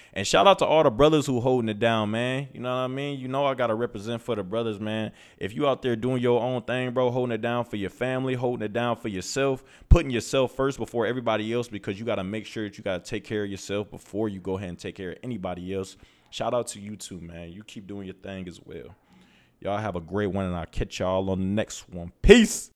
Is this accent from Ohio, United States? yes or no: yes; Toledo, Ohio, United States; moved away as an adult; also born or lived in Los Angeles, California; now in Phoenix, United States; I am from Toledo, Ohio, and I am currently in Phoenix, Arizona.